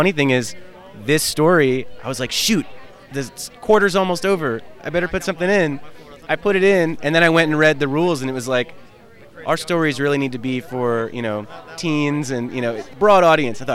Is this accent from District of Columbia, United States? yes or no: yes; Washington, District of Columbia, United States; I'm from Washington, D.C.